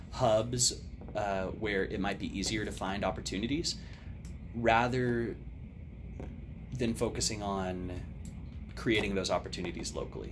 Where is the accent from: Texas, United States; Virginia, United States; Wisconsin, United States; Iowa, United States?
Texas, United States; Odessa; being born and raised in Odessa